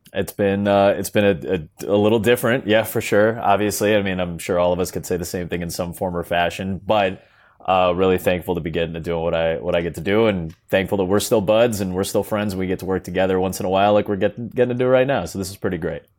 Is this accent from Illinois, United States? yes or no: yes; Chicago, Illinois, United States; I'm from Chicago. I live in Chicago. I've been here pretty much my entire life